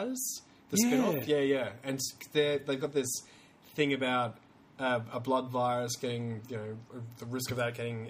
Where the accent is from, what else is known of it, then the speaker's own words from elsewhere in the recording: South Australia, Australia; Because I come from South Australia.